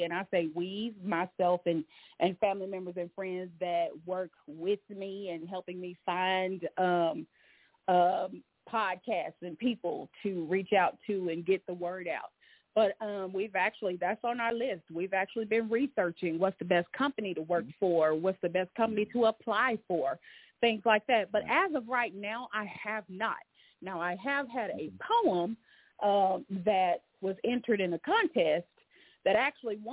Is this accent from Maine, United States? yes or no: no; North Little Rock, Arkansas, United States; I am born and raised in North Little Rock, Arkansas